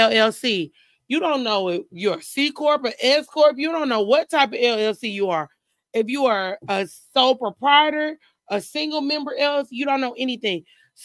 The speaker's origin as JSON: {"language": "English", "town": "Indianapolis", "region": "Indiana", "country": "United States", "also_born_or_lived": "Illinois", "moved": "as an adult", "lives_now": "Houston, United States", "said": "I'm originally from Indianapolis, but my family's from Denver, Illinois"}